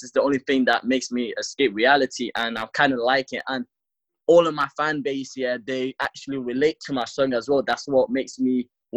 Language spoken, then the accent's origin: English; London, United Kingdom; also born or lived in Africa; I was born in Africa, and then I moved to London because of like war shit that's going on. So I've been living in London for like 7 to 8 years